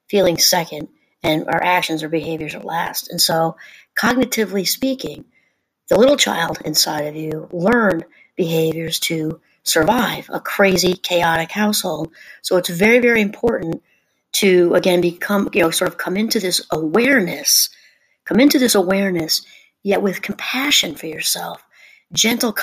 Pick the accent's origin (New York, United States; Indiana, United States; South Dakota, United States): New York, United States; I grew up in New York, about an hour out of Manhattan